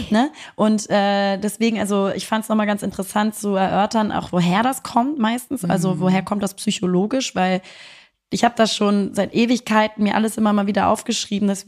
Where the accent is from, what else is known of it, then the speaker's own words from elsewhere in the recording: Germany; Und da sind natürlich ich als Deutsche äh, mit deutschen Eltern, die äh, im Frieden aufgewachsen sind